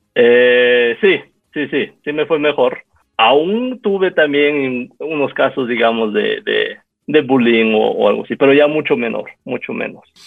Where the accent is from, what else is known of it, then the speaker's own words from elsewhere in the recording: Quito, Pichincha, Ecuador; yo nací aquí en Quito en 1980, poco tiempo después de que mis padres eh, llegaran aquí, en el 78, eh, emigraron aquí de Taiwán